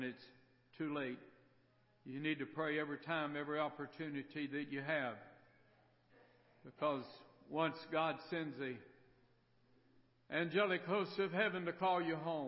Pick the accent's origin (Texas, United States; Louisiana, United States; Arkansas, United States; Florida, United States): Florida, United States; Miami; moved away as an adult; I was raised in Miami, Florida, up until I was about 19, 20 years old